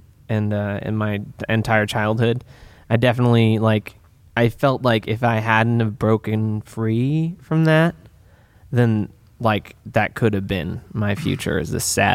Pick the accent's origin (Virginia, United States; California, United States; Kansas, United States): California, United States; Santa Rosa; also born or lived in Midwest; I grew up here in Sonoma County. I've like pretty much Santa Rosa, born and raised